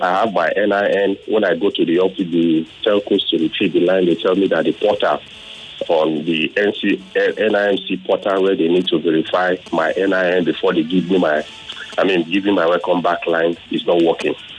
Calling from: Nigeria; I'm calling from Ikbaja.

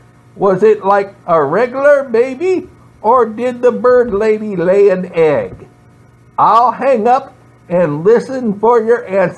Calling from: Crestwood, Kentucky, United States; I'm calling from Crestwood, Kentucky. I'm 98 years old, and I'm a longtime listener, first-time caller.

